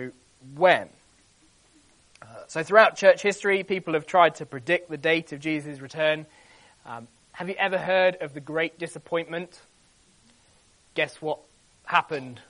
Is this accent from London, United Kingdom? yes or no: yes; London, United Kingdom; I was born in Lambeth